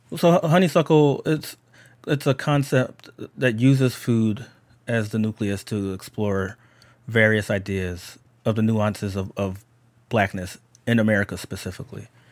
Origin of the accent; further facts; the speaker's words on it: Philadelphia, Pennsylvania, United States; I'm just a black person from Philadelphia and that I'm American